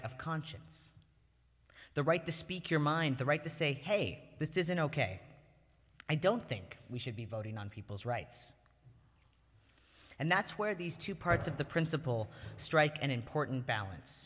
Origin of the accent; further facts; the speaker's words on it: Canada; moved away as an adult; now in United States; I was born and lived for the first 18 years of my life in Canada